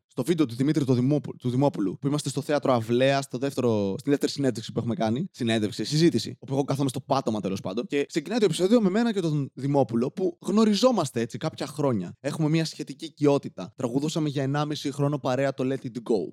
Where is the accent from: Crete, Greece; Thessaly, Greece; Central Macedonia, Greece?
Central Macedonia, Greece; Serres; moved away; είμαι από σέρε.